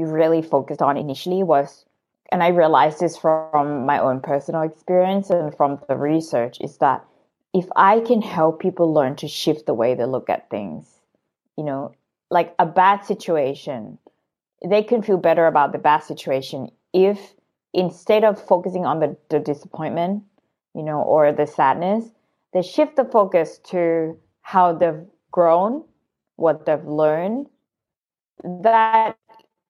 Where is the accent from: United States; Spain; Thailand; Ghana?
Thailand; I grew up in Thailand